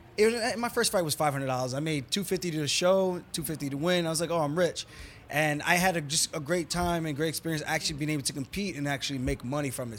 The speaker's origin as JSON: {"language": "English", "region": "New York", "country": "United States", "moved": "as an adult", "lives_now": "Las Vegas, United States"}